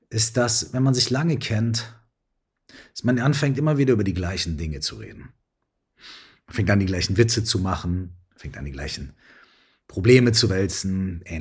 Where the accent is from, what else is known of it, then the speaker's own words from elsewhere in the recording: Minden, North Rhine-Westphalia, Germany; So wie hier gerade in meiner alten Heimatstadt Minden, wenn ich heute in den Himmel gucke.